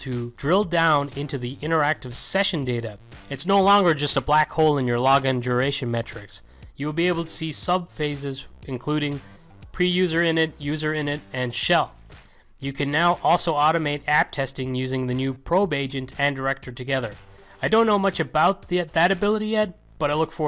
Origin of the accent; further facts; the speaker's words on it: Galway, Connacht, Ireland; moved away; I just got back from a trip to my hometown